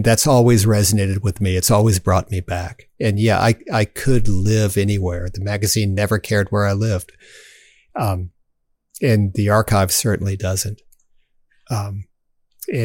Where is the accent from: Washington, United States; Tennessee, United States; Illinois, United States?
Tennessee, United States; Southern Cumberland Plateau; I was born on the Southern Cumberland Plateau, and I love it